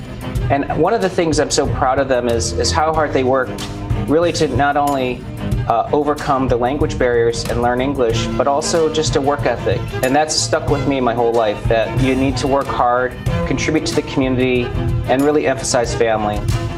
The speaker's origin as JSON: {"language": "English", "region": "Michigan", "country": "United States", "tie": "born or raised there", "said": "I grew up in Michigan. My parents immigrated to the U.S. in the 60s."}